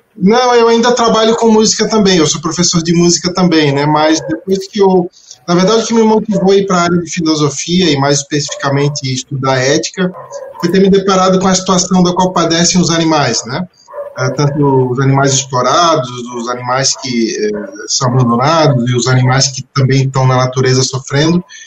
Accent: Florianópolis, Santa Catarina, Brazil; nasci, nasci em Florianópolis

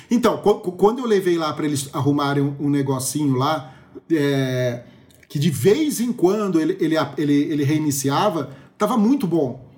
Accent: Brazil; como bom brasileiro

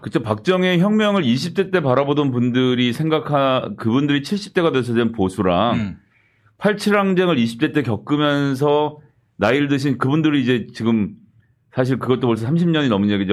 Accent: Seoul, South Korea; 저는 사실 서울에서 태어나서 서울에 계속 살았고

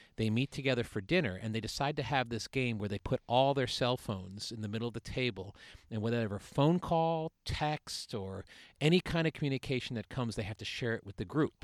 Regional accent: Suffield, Connecticut, United States; I'm from Suffield

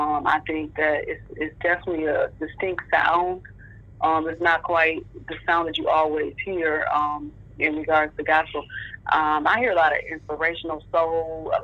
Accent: Michigan, United States; I grew up in Michigan

